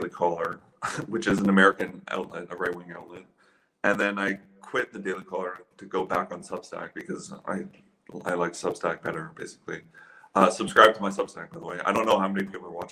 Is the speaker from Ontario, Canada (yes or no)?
yes; Ottawa, Ontario, Canada; moved away as an adult; also born or lived in London, Ontario; I grew up in Ottawa. Like, my first 20 years of my life I spent in Ottawa